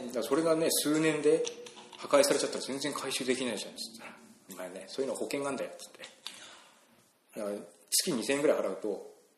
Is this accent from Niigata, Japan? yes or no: no; Ibaraki, Japan; now in Kyoto, Japan; 僕、茨城県の生まれなんですけども。